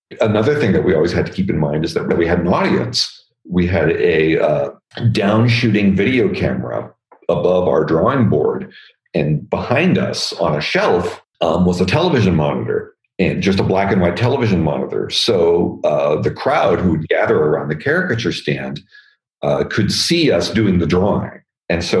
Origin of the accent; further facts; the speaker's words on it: Northern California, United States; I was from Northern California